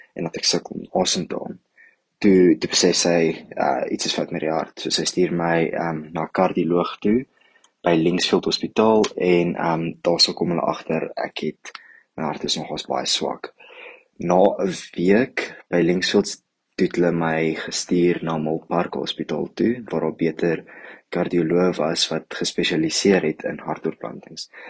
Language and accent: Afrikaans; Johannesburg, Gauteng, South Africa; ek kom van Johannesburg af